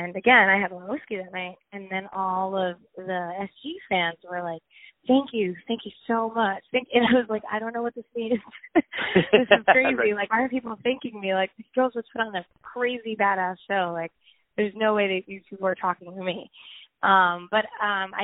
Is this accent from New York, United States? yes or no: yes; New York, United States; "Where are you from?" I said, "New York."